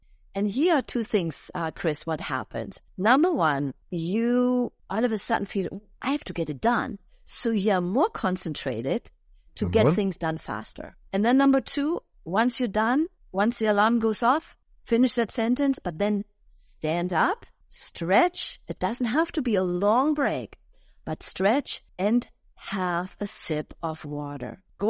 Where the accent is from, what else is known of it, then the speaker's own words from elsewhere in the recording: Germany; English is a second language; moved away as an adult; in Europe, in Germany. That's my home country that I originated from and that I grew up.